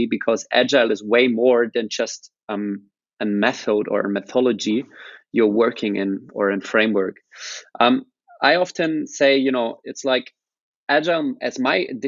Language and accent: English; Rosenheim, Bavaria, Germany; also born or lived in Australia; more or less I grew up here